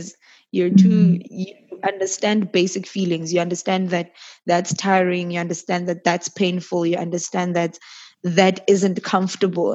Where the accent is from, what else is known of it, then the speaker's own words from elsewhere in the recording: Johannesburg, Gauteng, South Africa; also born or lived in Middelburg, Mpumalanga; I was raised in Joburg, but not originally born in Joburg